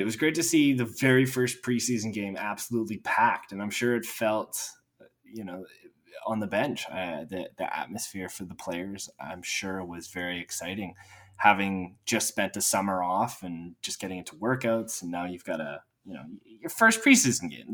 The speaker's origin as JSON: {"language": "English", "town": "Edmonton", "region": "Alberta", "country": "Canada", "tie": "born or raised there", "said": "in my hometown"}